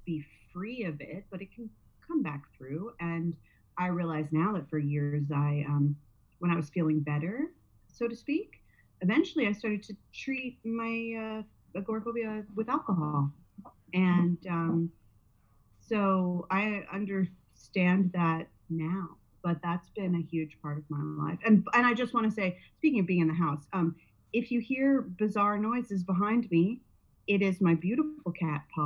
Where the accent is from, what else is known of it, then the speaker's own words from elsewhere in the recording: New Jersey, United States; now in Southern California, United States; I'm from New Jersey